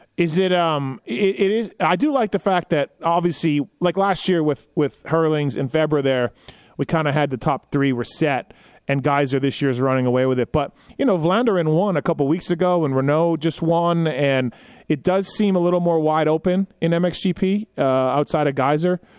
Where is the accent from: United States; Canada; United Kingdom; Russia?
Canada; I'm Canadian